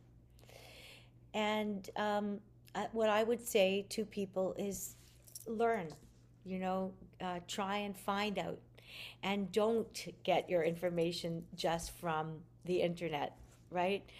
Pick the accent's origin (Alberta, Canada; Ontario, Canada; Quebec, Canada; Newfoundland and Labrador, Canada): Quebec, Canada; Montreal; I'm Canadian